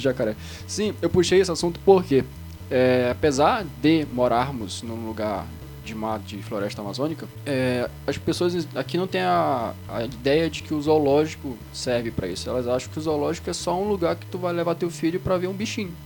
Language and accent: Portuguese; Belém, Pará, Brazil; quem mora em Belém, eu sou de Belém